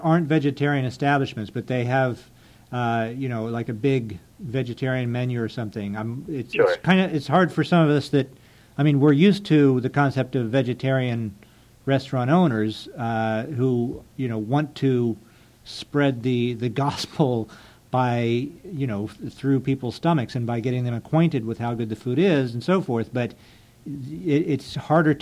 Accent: Ohio, United States; moved away; I grew up in Ohio

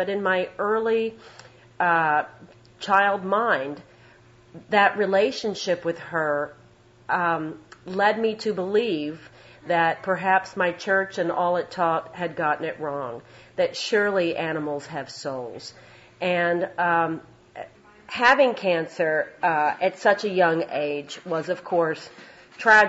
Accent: Louisville, Kentucky, United States; moved away as an adult; also born or lived in Chicago / Boston; I came from Louisville, Kentucky, in a Southern Baptist conservative household

